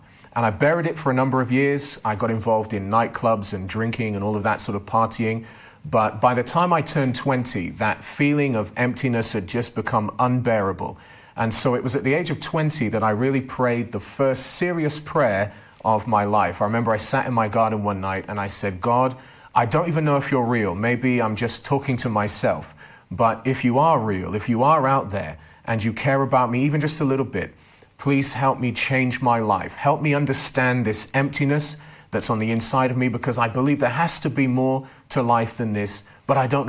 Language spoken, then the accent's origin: English; Oxford, South East England, United Kingdom; I come from Oxford and I grew up in a non-Christian, non-religious, non-church-going family.